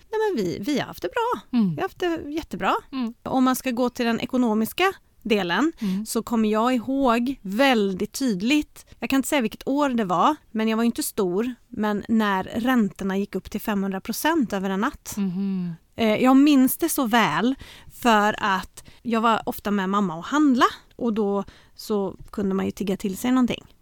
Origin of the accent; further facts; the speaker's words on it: Älvängen, Västra Götaland, Sweden; born there; also born or lived in Norrköping / Södertälje / Oskarshamn / Uddevalla; Jag är född i Älvängen utanför Göteborg.